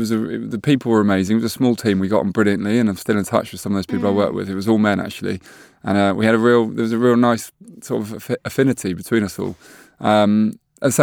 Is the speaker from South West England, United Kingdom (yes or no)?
no; Hove, South East England, United Kingdom; We always say Hove, actually, because everyone says Brighton, but it's Hove.